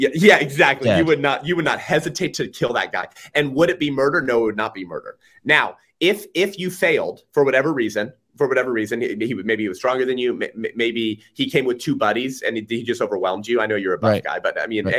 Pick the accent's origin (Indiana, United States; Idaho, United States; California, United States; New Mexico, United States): California, United States; I'm from California, so that's my point.